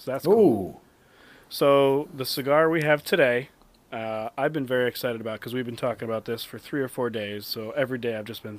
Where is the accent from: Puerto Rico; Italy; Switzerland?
Puerto Rico; not only being Puerto Rican, but I took Spanish for 11 years and I'm still not fluent in Spanish.